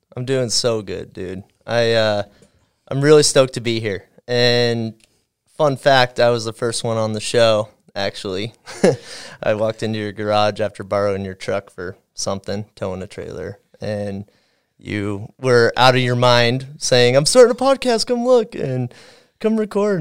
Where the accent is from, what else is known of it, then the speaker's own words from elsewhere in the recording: Ogden, Utah, United States; growing up in Ogden, Utah, I was a little isolated from the snowboard scene